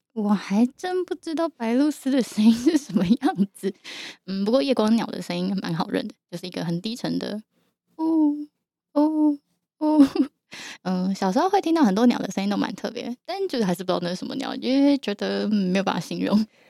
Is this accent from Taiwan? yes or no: yes; Yilan, Yilan County, Taiwan; 我从小到大是在宜兰长大的